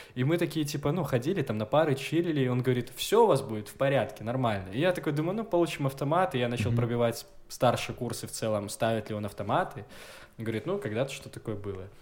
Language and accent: Russian; Gomel, Gomel Region, Belarus; я из Гомеля, я чернобыльский